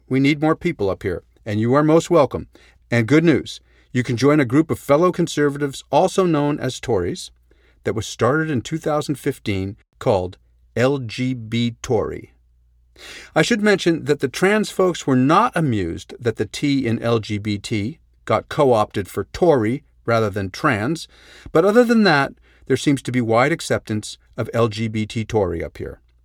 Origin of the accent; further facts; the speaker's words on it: Canada; We're in Canada, we're a polite people.